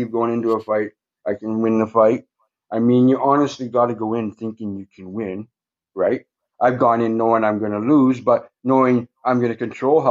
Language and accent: English; Thunder Bay, Ontario, Canada; also born or lived in Pays Plat First Nation; I'm from Thunder Bay. My reserve is Pace Platte.